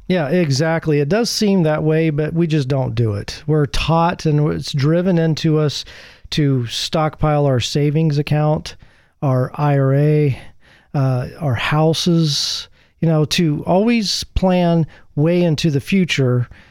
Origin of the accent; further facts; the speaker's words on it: Midwest, United States; moved away; Growing up in the Midwest